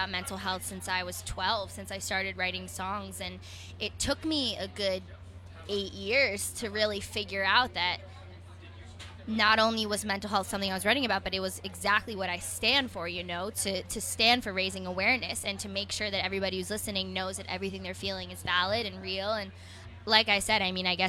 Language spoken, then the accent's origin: English; United States; I'm from New York